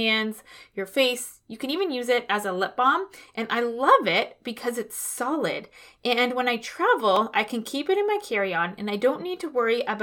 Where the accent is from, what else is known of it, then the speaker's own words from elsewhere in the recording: Toronto, Ontario, Canada; moved away as an adult; I am from Toronto. I spent most of my adult life up until 5 years ago living in the West End of the city.